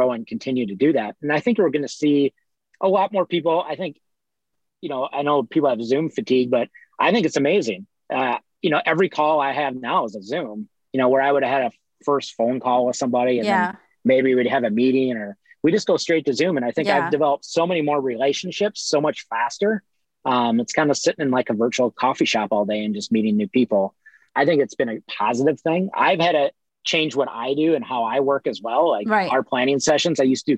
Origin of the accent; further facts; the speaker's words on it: Midwest, United States; now in Los Angeles, United States; I'm from the Midwest.